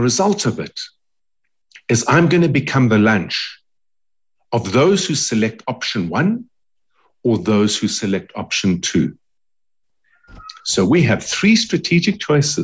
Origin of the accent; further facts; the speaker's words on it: South Africa; we as South Africans